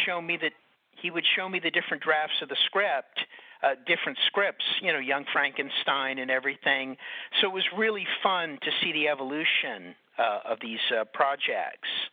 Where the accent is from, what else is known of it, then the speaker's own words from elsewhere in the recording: New York, United States; I grew up in New York, so I wasn't living with him all the time